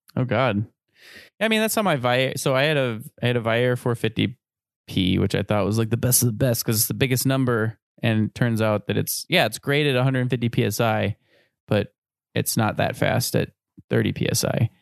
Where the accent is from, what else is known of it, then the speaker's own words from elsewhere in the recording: Midwest, United States; we're both from the Midwest